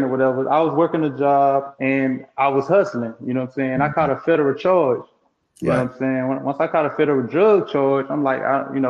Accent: Crystal Springs, Mississippi, United States; I'm from Crystal Springs, Mississippi. It's a small

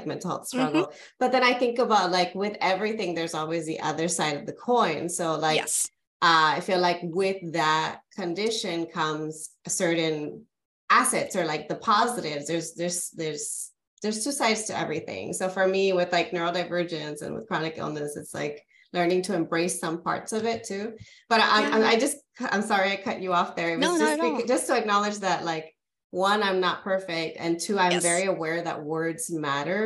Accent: California, United States; I'm originally from California

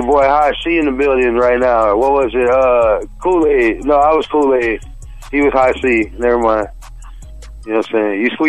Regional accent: Sarasota, Florida, United States; I'm from here locally

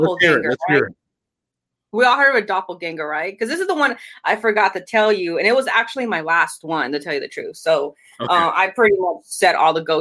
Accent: Inglewood, California, United States; I'm from Inglewood

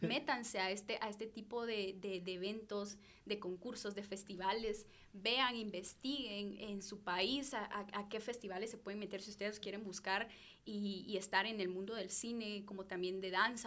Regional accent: Guatemala; como sociedad guatemalteca

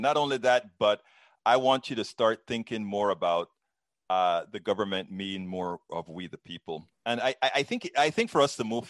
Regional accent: Panama; I'm originally from Central America, Panama.

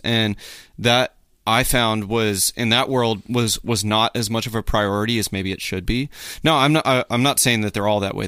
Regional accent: Midland, Texas, United States; also born or lived in Hattiesburg, Mississippi; born in Hattiesburg, moved to Midland, Texas, uh, when I was, like, maybe four

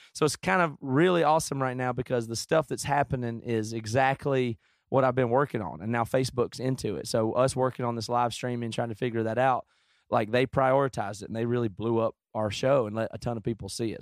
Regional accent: the South, United States; I grew up in the South

